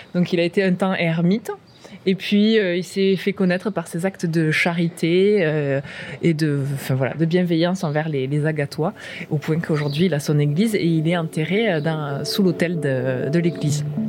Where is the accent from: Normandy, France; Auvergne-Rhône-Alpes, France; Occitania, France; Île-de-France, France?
Occitania, France; Comminges, south of Toulouse; moved away as an adult; also born or lived in Agen; now in Agde, France; J'ai grandi dans, le Comminges, au sud de Toulouse